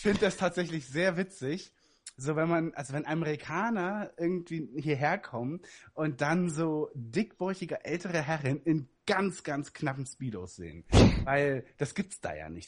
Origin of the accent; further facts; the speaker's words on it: Berlin, Germany; bei uns in Berlin